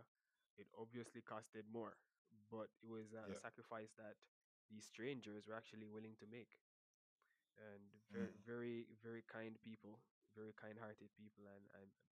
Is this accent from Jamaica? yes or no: yes; Port Maria, Saint Mary, Jamaica; also born or lived in Highgate, St. Mary / Kingston; I'm originally from Port Maria, St. Mary.